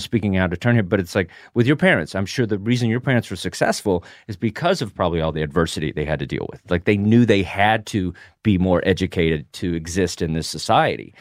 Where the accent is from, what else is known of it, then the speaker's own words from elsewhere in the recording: the South, United States; I come from the South.